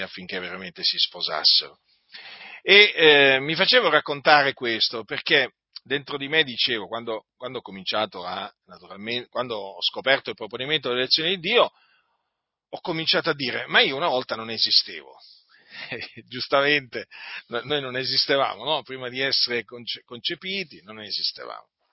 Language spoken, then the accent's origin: Italian; Noyon, Hauts-de-France, France; also born or lived in Sicily; non sono nato in Sicilia, benché loro si siano sposati in Sicilia, i miei genitori, ma sono nato in Francia, a Noyon